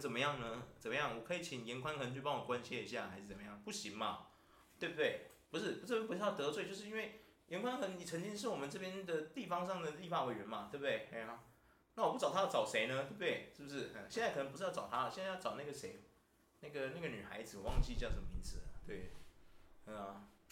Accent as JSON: {"language": "Chinese", "country": "Taiwan", "said": "我们台湾人"}